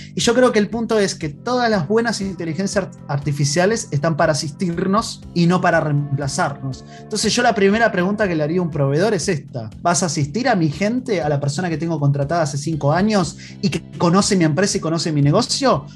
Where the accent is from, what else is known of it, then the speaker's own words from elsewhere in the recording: Argentina; accent: Argentine; moved away as an adult; now in Chile; mi acento es un poquito argentino, pero hace ya más de cinco años que estoy acá radicado en Chile